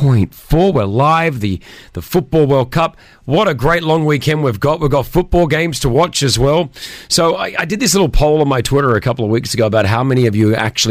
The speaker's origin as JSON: {"language": "English", "country": "Australia", "said": "So we need France to beat Tunisia tonight as an Australian."}